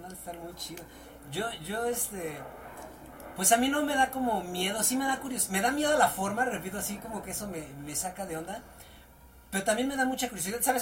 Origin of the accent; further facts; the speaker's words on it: Mexico; nosotros como mexicanos somos una mezcla de nuestra raza indígena